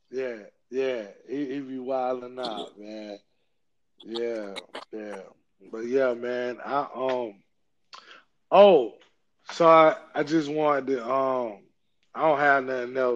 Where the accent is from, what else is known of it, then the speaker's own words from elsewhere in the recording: Georgia, United States; I'm from Georgia. Of course, I, the Superstation. You got to watch. Got to watch the Hawks.